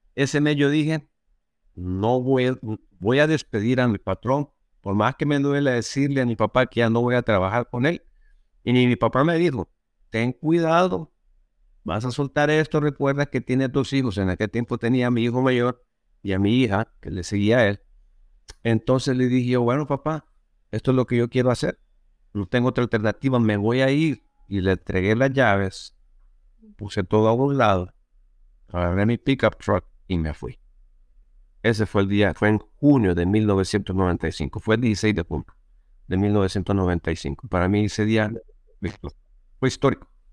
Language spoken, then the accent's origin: Spanish; El Salvador; Yo originalmente soy de Salvador